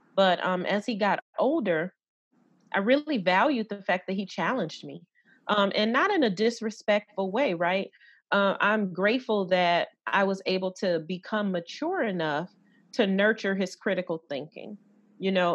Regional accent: Detroit, Michigan, United States; growing up in Detroit

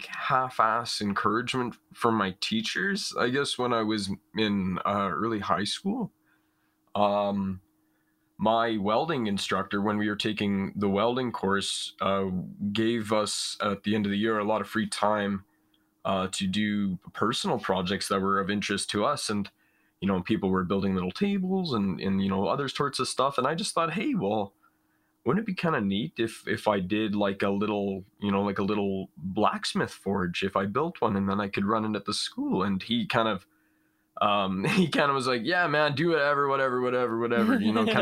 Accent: Prince Albert, Saskatchewan, Canada; now in British Columbia, Canada; I'm from Prince Albert, Saskatchewan, kind of just right along the edge of like large expanses of farmland

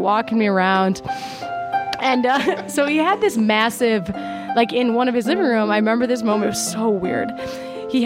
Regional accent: Minnesota, United States; I'm a Minnesotan

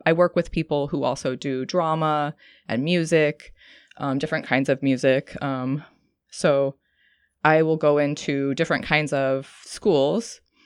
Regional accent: Santa Cruz, California, United States; moved away as an adult; also born or lived in New York / Oregon; I'm originally from Santa Cruz. I moved back to Santa Cruz to be near my family

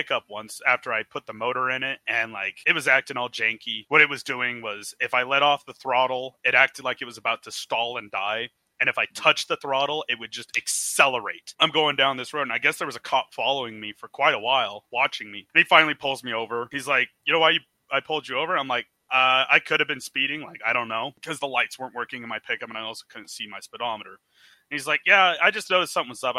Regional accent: Oregon, United States; old-time Oregonians if you've been here through many generations, like my family has

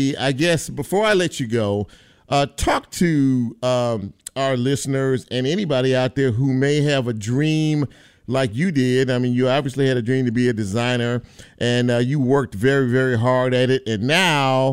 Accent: Los Angeles, California, United States; I'm born and raised in Los Angeles

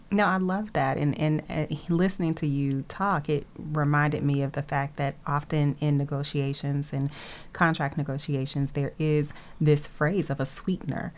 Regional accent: Nashville, Tennessee, United States; moved away as an adult; also born or lived in Atlanta, Georgia; now in Boston, United States; I was born in Atlanta and uh, around age seven moved to Nashville, which is where I was raised raised and where I lived until I moved to Boston in 2005

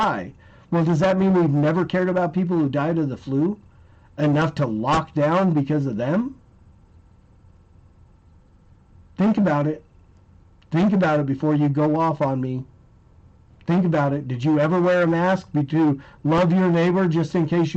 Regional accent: United States; we as the American people

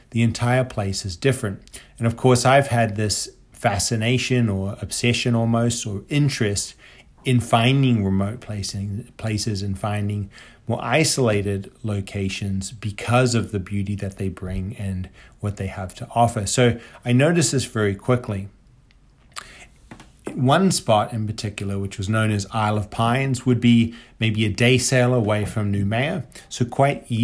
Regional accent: Papeete, Windward Islands, French Polynesia; born there; I was born in Papeete, which is the capital of French Polynesia.

